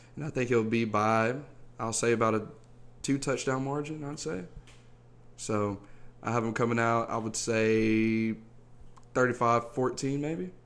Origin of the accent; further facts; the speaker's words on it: Alabama, United States; I am from Alabama